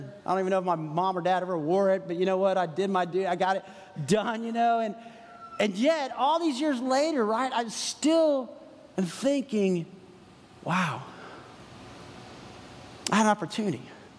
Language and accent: English; San Antonio, Texas, United States; moved away as an adult; now in Franklin, United States; I grew up in San Antonio, Texas